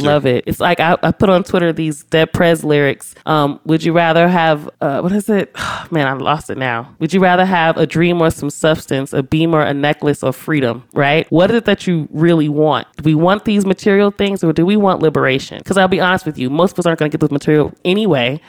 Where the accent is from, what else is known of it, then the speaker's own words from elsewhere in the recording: Los Angeles, California, United States; I grew up in South Central my entire life